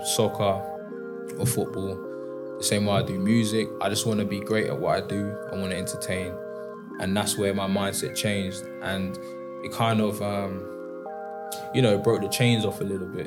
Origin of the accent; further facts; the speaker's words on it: High Wycombe, South East England, United Kingdom; I was a young kid growing up in High Wycombe